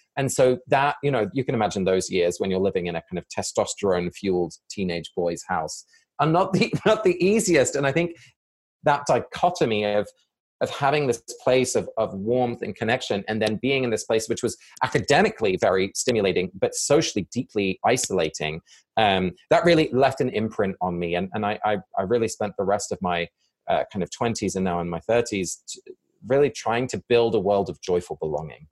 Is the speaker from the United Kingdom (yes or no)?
yes; England, United Kingdom; moved away; both my parents are Dutch and I was born and raised in England